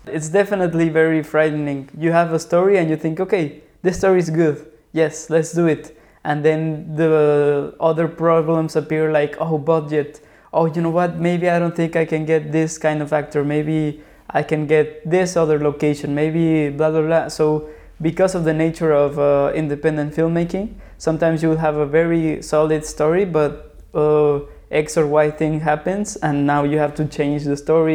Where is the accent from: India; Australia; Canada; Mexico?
Mexico; Mexico City; moved away as an adult; now in Lisbon, Portugal; I was born and raised in Mexico City.